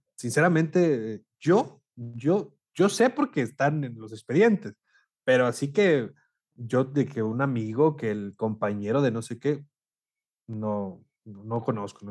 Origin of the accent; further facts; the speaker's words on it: Monclova, Coahuila, Mexico; also born or lived in Saltillo; yo soy de Monclova, soy de Coahuila también